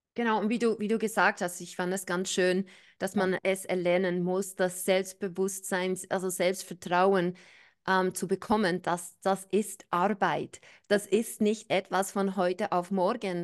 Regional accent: New Zealand; moved away; Ich bin ja in Neuseeland aufgewachsen.

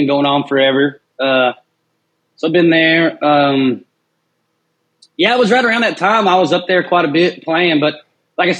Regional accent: Walters, Oklahoma, United States; I'm from a town in South Oklahoma. It's called Walters

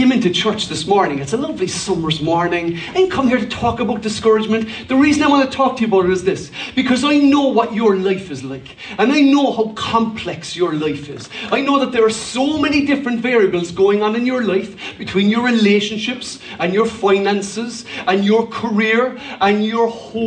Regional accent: Cork, Munster, Ireland; When I was a young lad, I grew up in Cork.

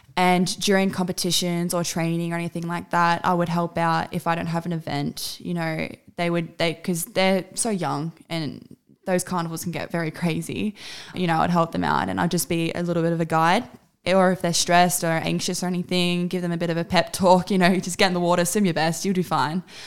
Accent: Australia; My entire family is from South Africa besides myself. I am the only Aussie in my entire family.

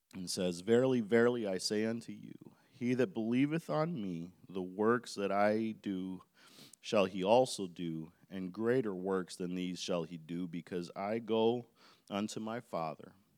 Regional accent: Chicago Heights, Illinois, United States; I was living, grew up in South Side of Chicago, in Chicago Heights

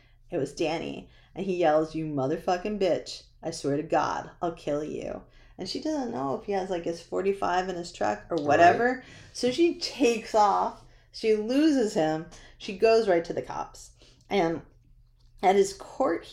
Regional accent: New Hampshire, United States; I grew up in New Hampshire

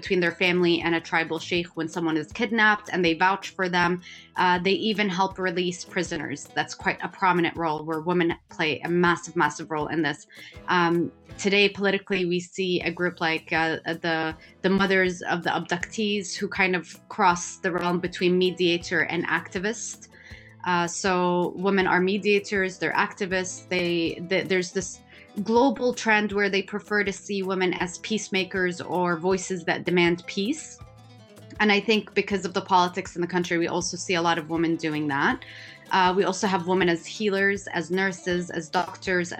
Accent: Yemen; moved away; I grew up in Yemen and was raised there.

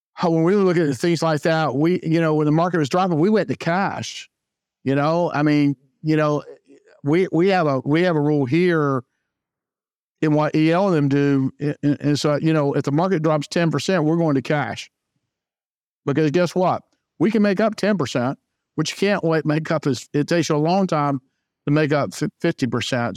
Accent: Jacksonville, Florida, United States; also born or lived in Saint Augustine, Florida; I was born and raised in Jacksonville, Florida

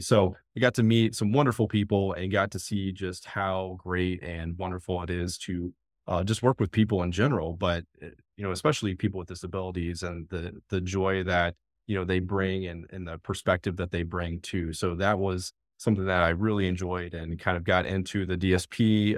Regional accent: Findlay, Ohio, United States; now in Fairfield County, Ohio, United States; I'm actually from the northwest part of Ohio, kind of that Findlay area, about an hour south of Toledo

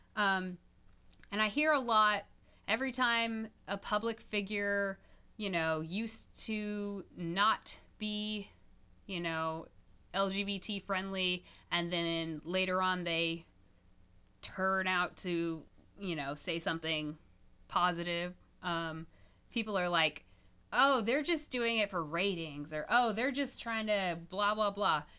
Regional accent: Topeka, Kansas, United States; I grew up in Topeka, Kansas with Westboro Baptist Church

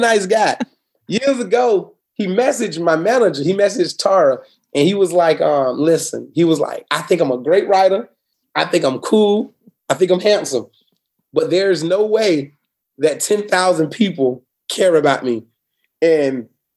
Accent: Florida, United States; Born and raised in Florida. Never want to leave it.

